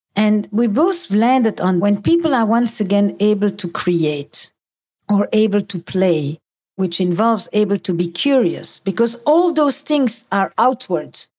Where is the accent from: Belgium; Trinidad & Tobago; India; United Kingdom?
Belgium; Antwerp, Flanders; I come from Antwerp.